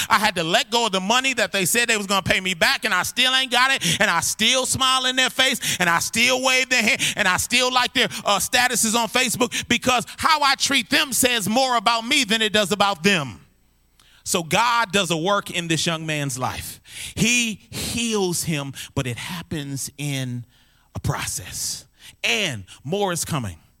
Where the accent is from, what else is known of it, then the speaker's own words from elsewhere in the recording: Minneapolis, Minnesota, United States; I'm from North Minneapolis